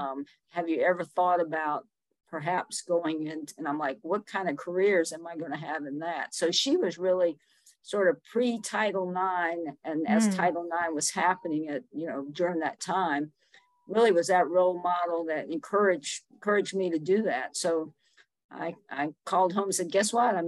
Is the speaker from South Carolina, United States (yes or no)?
yes; Summerville, South Carolina, United States; moved away as an adult; now in Asheville, United States; I grew up in Somerville, South Carolina